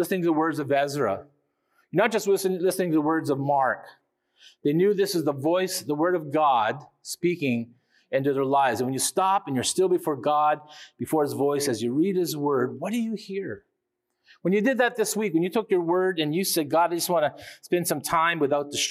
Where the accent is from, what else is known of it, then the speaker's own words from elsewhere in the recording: Canada; we as Canadian people